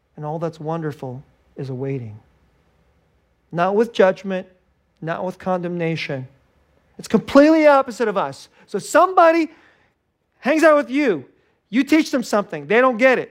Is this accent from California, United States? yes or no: yes; Silicon Valley, California, United States; moved away as an adult; I'm from Silicon Valley